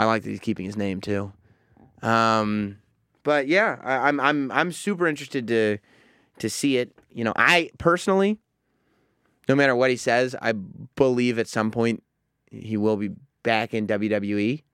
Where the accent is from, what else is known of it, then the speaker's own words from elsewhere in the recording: New Rochelle, New York, United States; we grew up in New Rochelle, but not the, uh, uh, the North End